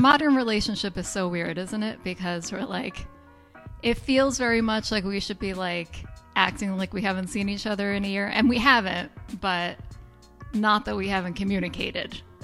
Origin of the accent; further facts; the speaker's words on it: New York, United States; moved away; I grew up in New York